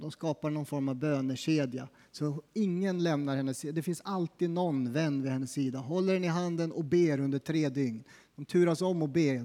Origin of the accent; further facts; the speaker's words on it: Sweden; som svensk